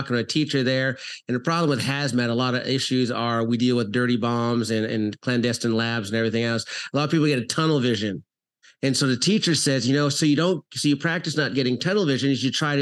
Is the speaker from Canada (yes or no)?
yes; Canada; moved away as an adult; also born or lived in South Florida; now in Florida, United States; I'm originally from Canada. So I trained professional hockey players out there, moved to South Florida